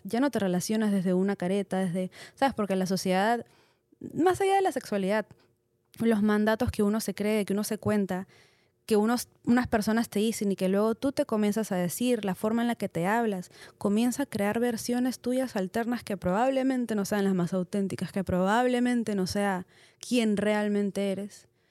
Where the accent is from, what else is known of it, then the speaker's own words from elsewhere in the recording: Peru; soy soy peruana, soy latina